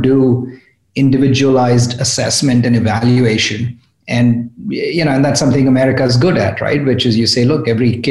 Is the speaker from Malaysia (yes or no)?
no; India; moved away as an adult; also born or lived in New York, United States; now in California, United States; I grew up in India at IIT Bombay